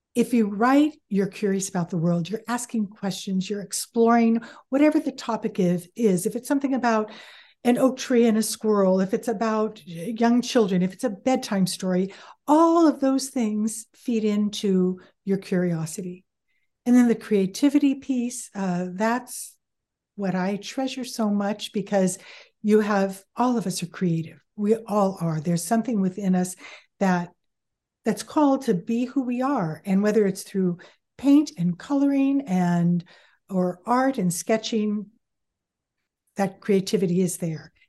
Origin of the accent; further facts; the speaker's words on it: San Bruno, California, United States; now in Fresno, United States; I grew up in San Bruno